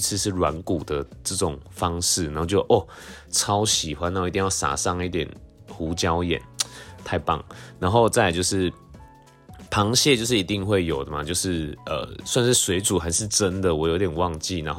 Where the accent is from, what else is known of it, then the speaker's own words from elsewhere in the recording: Tainan, Taiwan; 虽然每次就是要到这个从我们家就是台南的家里，然后到这个安平，其实每次车程都大概要四五十分钟，真的非常久。